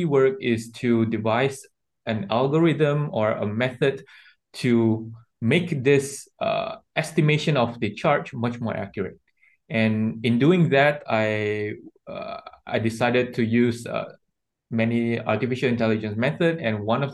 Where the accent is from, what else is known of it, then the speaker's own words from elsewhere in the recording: Malaysia; I grew up in Malaysia